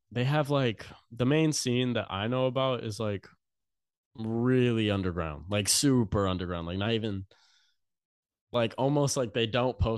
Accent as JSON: {"language": "English", "region": "Louisiana", "country": "United States", "said": "So if I go anywhere and say that I'm from Louisiana, people are like, oh my God."}